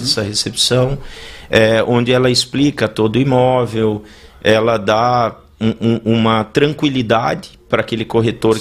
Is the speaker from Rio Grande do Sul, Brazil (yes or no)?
yes; Ijuí, Rio Grande do Sul, Brazil; moved away as an adult; also born or lived in Brasília / London; now in Balneário Camboriú, Brazil; eu sou natural de Juí